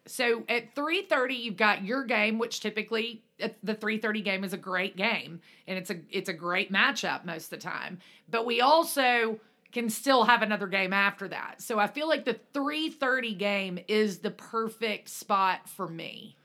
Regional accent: Alabama, United States; moved away; we grew up in Alabama, which is Central Time

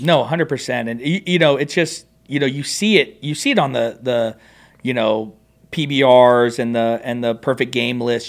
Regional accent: California, United States; we're from California

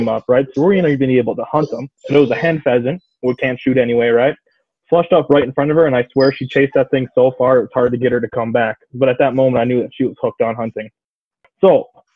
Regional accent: Midwest, United States; we're both from the Midwest

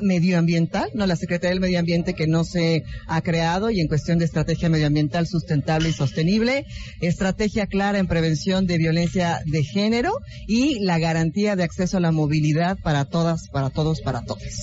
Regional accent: Querétaro, Mexico; muchos de nosotros que vivimos en Querétaro, que somos ciudadanos de Querétaro

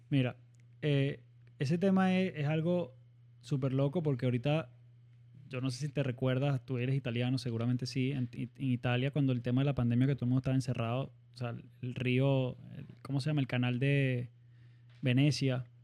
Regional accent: Barquisimeto, Lara, Venezuela; no soy de costa, soy de Barquisimeto

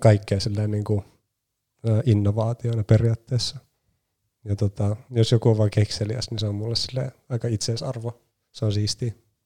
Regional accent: Nummela, Uusimaa, Finland; mä oon Nummelasta kotoisin

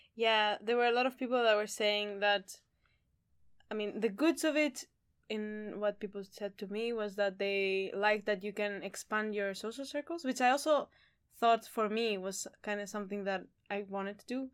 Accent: Greece; moved away; I'm from Greece

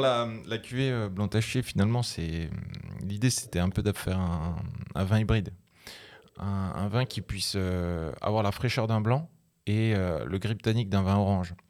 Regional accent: Alsace, Grand Est, France; Je suis vigneron, je viens d'Alsace

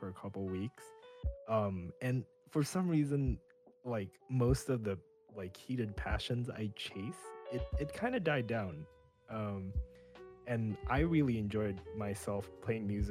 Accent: Indonesia; moved away; my home country of Indonesia

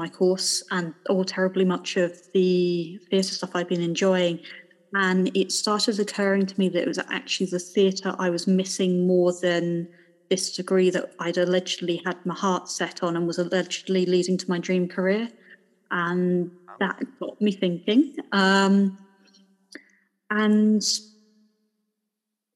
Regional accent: Portsmouth, South East England, United Kingdom; moved away as an adult; I grew up in Portsmouth, like as far down in the south of England as you can get without falling into the sea

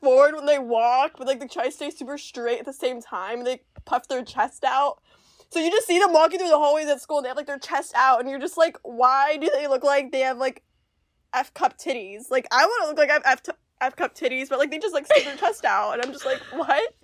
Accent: Central Florida, United States; born or raised there; also born or lived in Peru

